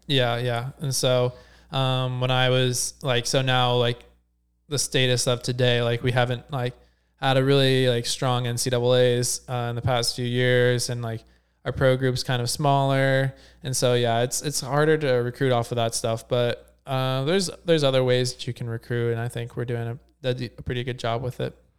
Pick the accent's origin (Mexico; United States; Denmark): United States; near Cincinnati, Ohio; I grew up in Ohio